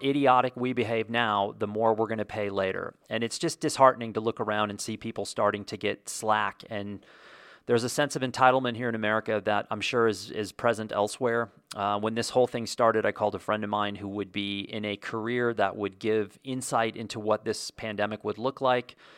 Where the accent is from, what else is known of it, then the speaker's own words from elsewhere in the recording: United States; also born or lived in Santa Fe, New Mexico; I can only speak to being an American and living here